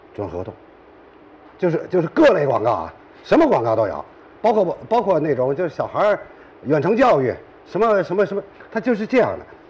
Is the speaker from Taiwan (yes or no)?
no; China; moved away; also born or lived in Latin region (Spanish-speaking area); 我们中国人